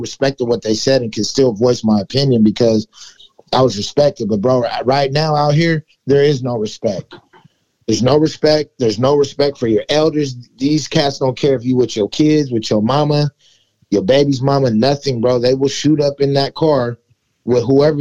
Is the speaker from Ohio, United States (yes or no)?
no; Los Angeles, California, United States; also born or lived in West Seattle, Washington; now in Seattle, United States; I come from California, from Los Angeles.